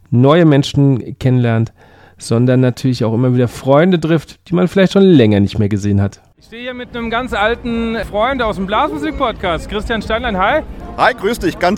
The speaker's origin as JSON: {"language": "German", "town": "Bad Tölz", "region": "Bavaria", "country": "Germany", "said": "Aus Bad Hölz."}